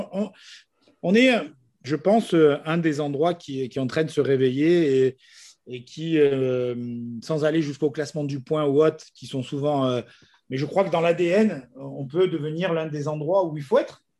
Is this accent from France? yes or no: yes; Nice, Provence-Alpes-Côte d'Azur, France; Moi, je suis profondément niçois. Je suis né ici.